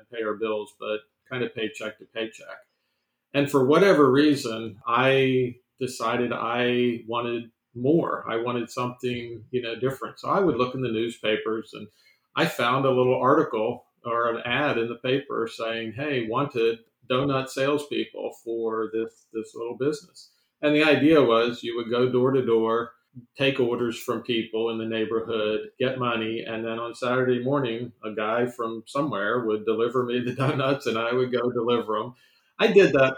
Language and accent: English; Sterling, Virginia, United States; I grew up in Sterling Park, which is right near Dulles Airport.